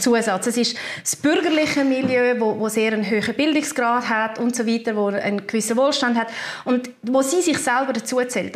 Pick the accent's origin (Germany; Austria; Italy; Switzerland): Switzerland; bei uns in der Schweiz